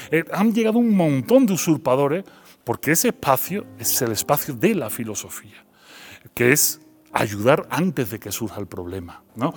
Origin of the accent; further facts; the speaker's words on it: Seville, Andalusia, Spain; accent: Andalusian; moved away as an adult; also born or lived in Belgium; now in Mexico; pero yo nací en Bélgica, pero, eh, pero soy sevillano, mi acento es andaluz